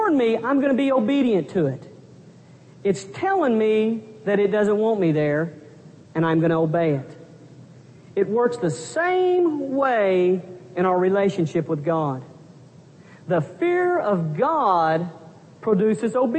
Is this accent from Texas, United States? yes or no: yes; Pampa, Texas, United States; moved away as an adult; my hometown of Pampa, Texas